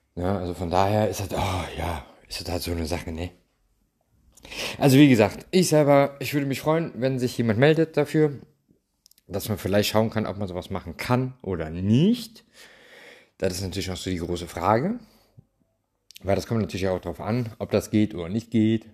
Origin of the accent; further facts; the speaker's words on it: Germany; ich komme aus Deutschland